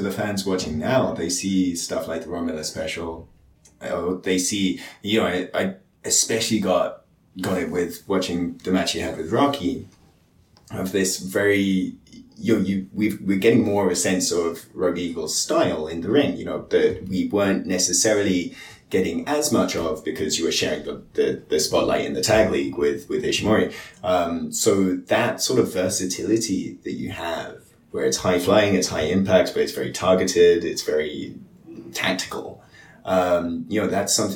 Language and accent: English; United Kingdom; as a Brit